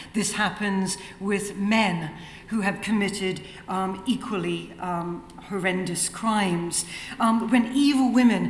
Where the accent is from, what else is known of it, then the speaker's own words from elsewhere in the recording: New Zealand; moved away as an adult; also born or lived in Australia / London, United Kingdom; I'm a New Zealander who did a PhD in Australia